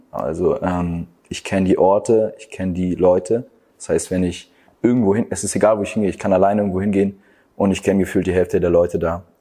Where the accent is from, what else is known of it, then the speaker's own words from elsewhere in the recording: Stralsund, Mecklenburg-Vorpommern, Germany; first language German; also born or lived in Hamburg; Ich freue mich, dass ich hier geboren bin.